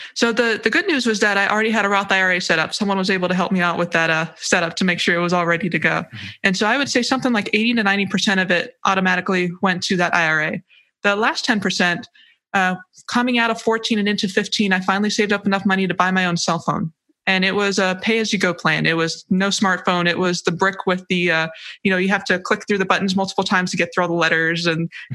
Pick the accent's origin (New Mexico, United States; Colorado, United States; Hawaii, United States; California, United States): Hawaii, United States; moved away as an adult; I'm from Hawaii